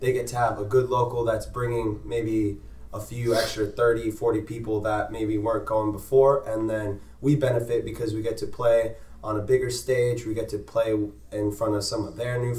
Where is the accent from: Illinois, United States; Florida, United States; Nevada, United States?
Florida, United States; Tampa; East Lake High School, so like kind of a little bit outside of Tampa, but we all went to the same high school